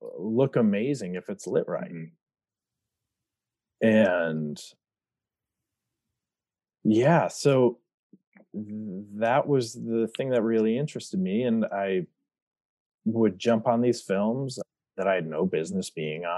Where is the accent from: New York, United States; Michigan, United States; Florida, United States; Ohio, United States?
Michigan, United States; Brighton; I grew up in Michigan, about 30 minutes outside of Detroit, a little town called Brighton.